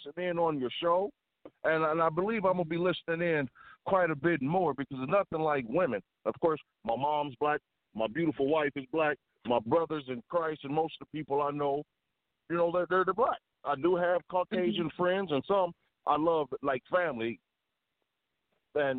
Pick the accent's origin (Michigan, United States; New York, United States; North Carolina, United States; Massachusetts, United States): Michigan, United States; Baldwin; moved away; also born or lived in Chicago; When I moved away from Baldwin, till my mother moved us to the inner city